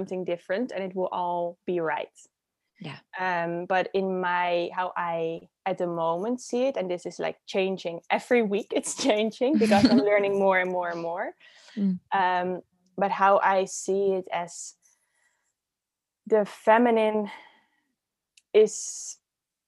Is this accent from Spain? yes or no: no; Netherlands; accent: Dutch; moved away; also born or lived in Amsterdam; So I'm originally from the Netherlands. So that's where my accent is coming from